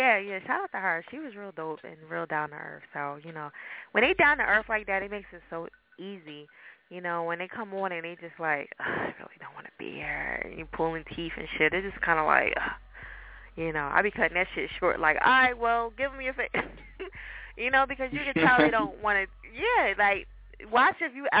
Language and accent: English; New Jersey, United States; now in Philadelphia, United States; I'm originally from Jersey, and I came to Philly